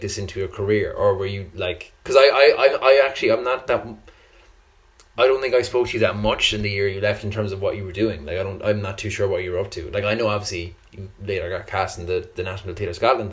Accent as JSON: {"language": "English", "town": "Cork", "region": "Munster", "country": "Ireland", "said": "I'm from Cork"}